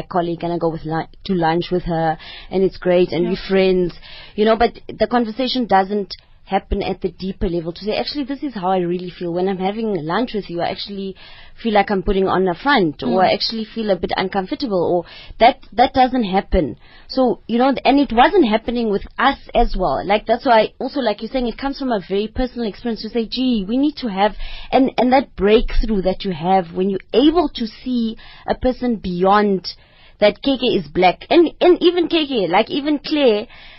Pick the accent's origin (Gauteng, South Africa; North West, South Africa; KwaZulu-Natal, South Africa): North West, South Africa; Mahikeng; I grew up in Mafikeng